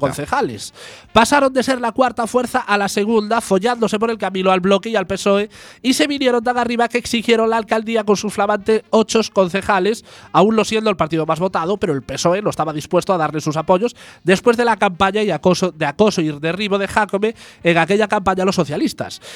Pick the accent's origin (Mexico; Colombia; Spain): Spain; Galicia